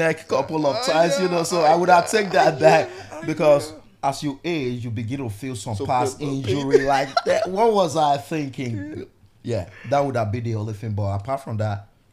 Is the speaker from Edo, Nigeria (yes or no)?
yes; Edo, Nigeria; now in United States; growing up in Nigeria